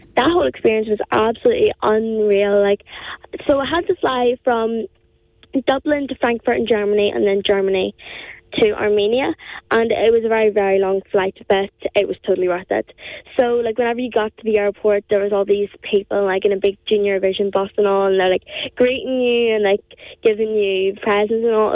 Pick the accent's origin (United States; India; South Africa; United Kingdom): United Kingdom; County Down, Northern Ireland; accent: County Down; I'm from uh, Bridge in County Down, so I am